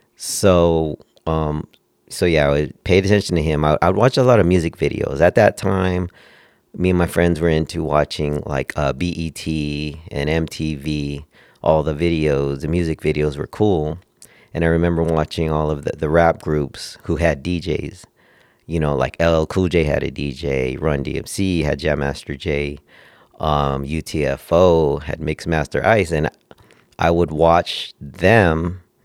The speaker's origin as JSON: {"language": "English", "town": "Oxnard", "region": "California", "country": "United States", "tie": "born or raised there", "also_born_or_lived": "Northridge, California", "moved": "as an adult", "lives_now": "Las Vegas, United States", "said": "I grew up in Oxnard, California, um, little city, uh, around Ventura before Santa Barbara."}